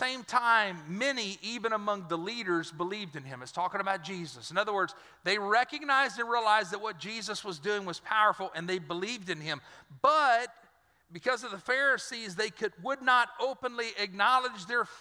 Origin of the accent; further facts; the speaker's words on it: Dry Prong, Louisiana, United States; I'm from Dry Prong